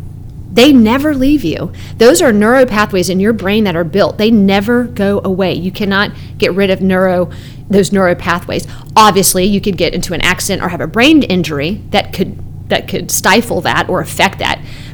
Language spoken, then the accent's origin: English; Canada; Yeah, I grew up in Canada and played hockey.